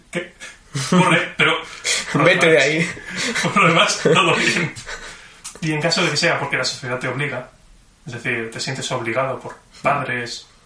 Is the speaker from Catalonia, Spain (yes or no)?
yes; Barcelona, Catalonia, Spain; born there; nací en Barcelona.